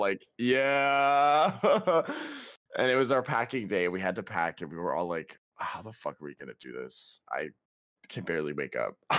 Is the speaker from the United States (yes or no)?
no; Canada; also born or lived in British Columbia; We're Canadian